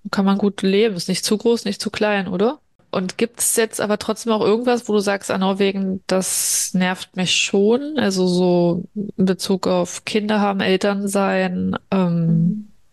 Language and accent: German; Berlin, Germany; also born or lived in Brazil; ich komme ja aus Berlin.